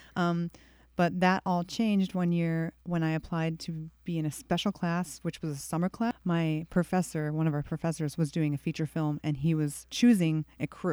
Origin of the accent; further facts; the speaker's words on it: Victor, New York, United States; I'm from Victor, New York